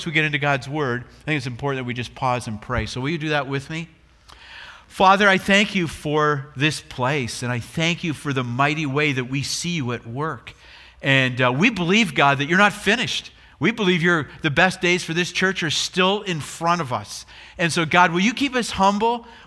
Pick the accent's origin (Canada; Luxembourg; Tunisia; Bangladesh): Canada; Brantford, Ontario; now in Chicago, United States; we're both from Brantford.